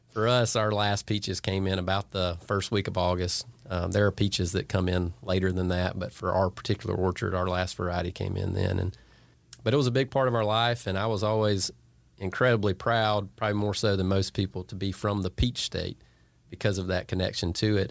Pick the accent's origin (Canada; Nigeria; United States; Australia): United States; Franklin County, Northeast Georgia; I grew up in Franklin County, up in Northeast Georgia.